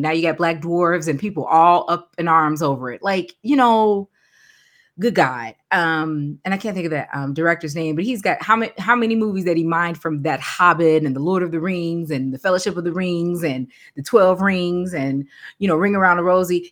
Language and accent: English; Chicago, Illinois, United States; moved away as an adult; now in Kentucky, United States; I'm from Chicago and where I live, born and raised on the South Side